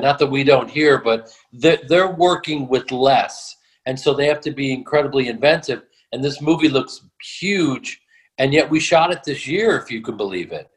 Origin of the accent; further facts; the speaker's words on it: Chicago, Illinois, United States; also born or lived in New York; I was born in New York, but I grew up in Chicago